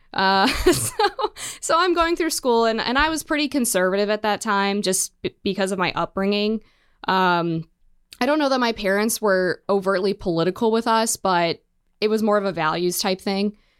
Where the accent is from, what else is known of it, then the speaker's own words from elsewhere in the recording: Western Maryland, United States; I grew up in Western Maryland.